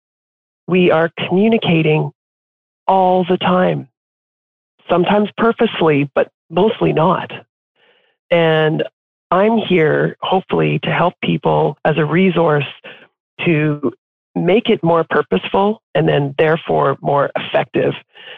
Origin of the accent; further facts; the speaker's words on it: Canada; except to say that I am Canadian. I'm in Toronto right now, but when I was growing up, we moved around a lot within Canada.